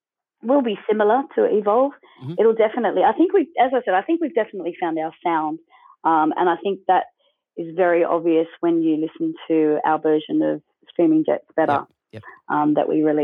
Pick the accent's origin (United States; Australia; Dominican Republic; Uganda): Australia; I mean, you know, we're Aussie, and our roots are totally, you know, rock and roll all the way.